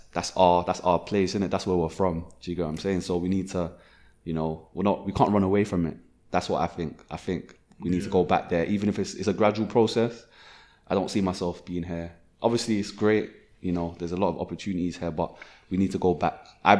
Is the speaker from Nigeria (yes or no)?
yes; Nigeria; And one thing I saw is that people I'm from Nigeria, so people, like, when I went to Nigeria a few times